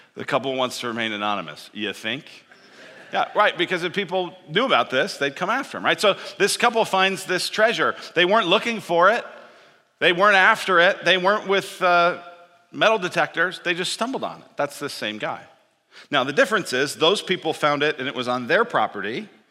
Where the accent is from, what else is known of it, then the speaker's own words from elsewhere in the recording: Denver, Colorado, United States; I grew up in Denver